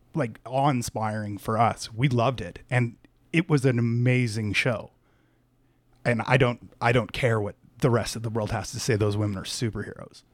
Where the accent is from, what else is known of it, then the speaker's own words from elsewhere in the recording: Canada; I'm Canadian